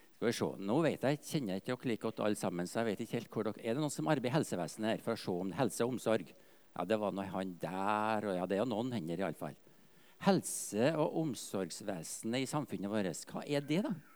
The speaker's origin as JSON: {"language": "Norwegian", "region": "Trøndelag", "country": "Norway", "moved": "yes", "said": "Jeg er jo fra Nord-Trøndelag, egentlig. Slekter fra Verdalen, Stiklestad"}